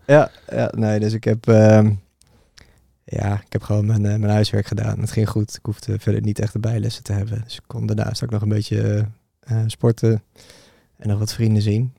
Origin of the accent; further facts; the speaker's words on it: Bunnik, Utrecht, Netherlands; ik ben oorspronkelijk geboren in Utrecht. daar niet heel veel van meegekregen. Want toen ik een jaartje of vier was, toen zijn we verhuisd naar Bunnik. En daar eigenlijk mijn hele jeugd gewoond